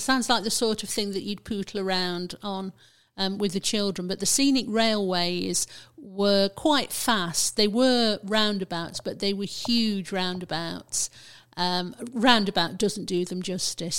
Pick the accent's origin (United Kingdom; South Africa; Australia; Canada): United Kingdom; Burton upon Trent, West Midlands; I grew up in Burton, um, and then my career took me all around the country. Um, but I finished up back in Burton in the nineteen nineties.